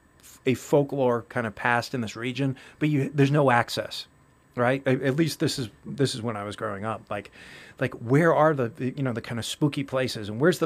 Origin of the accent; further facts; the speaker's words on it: Chelmsford, Massachusetts, United States; I grew up in Chelmsford